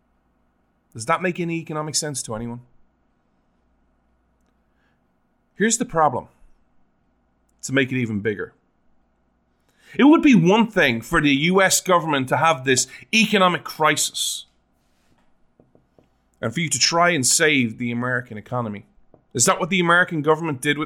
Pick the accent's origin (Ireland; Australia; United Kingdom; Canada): Ireland; now in Oklahoma, United States; still technically, legally, as an Irishman